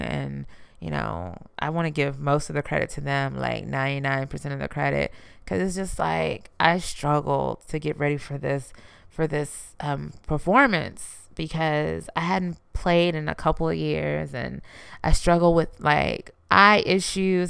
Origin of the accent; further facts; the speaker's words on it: Houston, Texas, United States; I'm from Houston, you know, I'm from Texas